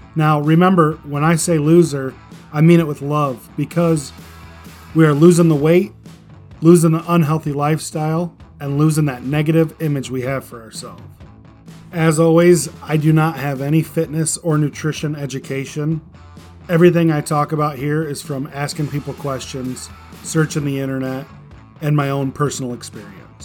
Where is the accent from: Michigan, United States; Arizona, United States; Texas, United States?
Michigan, United States; I call it a pop because I'm from Michigan.